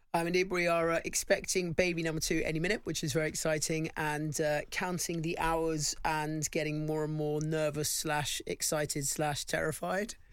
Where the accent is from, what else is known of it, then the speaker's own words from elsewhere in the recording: London, United Kingdom; I grew up in a really nice part of London